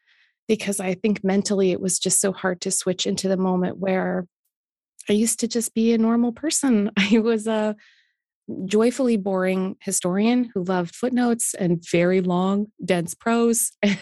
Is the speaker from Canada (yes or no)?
yes; Canada; As a Canadian